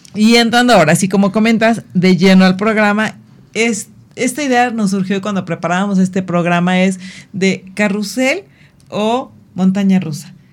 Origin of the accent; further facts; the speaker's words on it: Mexico; como mexicanos